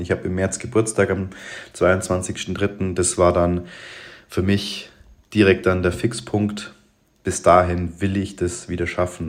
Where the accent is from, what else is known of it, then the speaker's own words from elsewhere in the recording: Allgäu, Germany; bei uns im Allgäu in Balderschwang